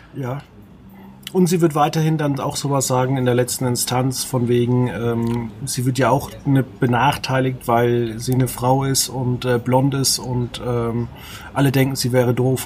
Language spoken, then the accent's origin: German; Veitshöchheim area, Franconia, Bavaria, Germany; neben meiner Heimatgemeinde in Veitshöchheim